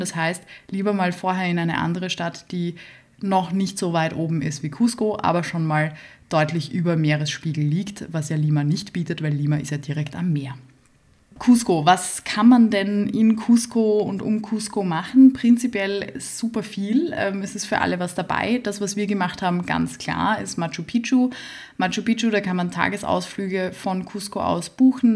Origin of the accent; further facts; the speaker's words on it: Vienna, Austria; Ich bin aus Wien